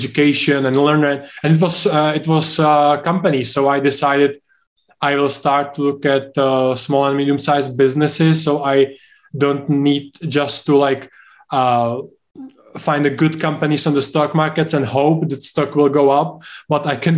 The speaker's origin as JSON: {"language": "English", "country": "Czechia", "said": "UK is, for example, much different than Czech Republic, where I'm from. But if I compare my home country with the US"}